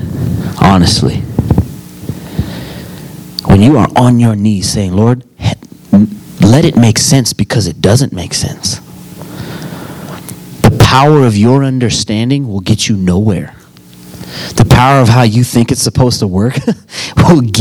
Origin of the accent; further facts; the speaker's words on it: United States; I'm an American citizen. Why is that? Because I was born here